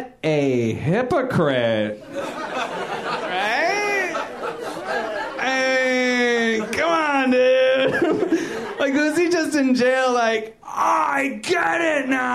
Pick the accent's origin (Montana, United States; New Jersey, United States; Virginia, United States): Virginia, United States; now in Los Angeles, United States; I'm kind of new to LA. I'm from Virginia originally